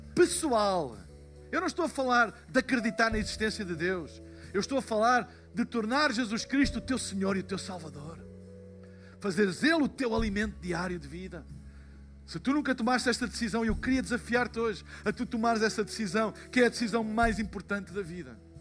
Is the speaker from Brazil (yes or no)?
no; Portugal; eu sou de Portugal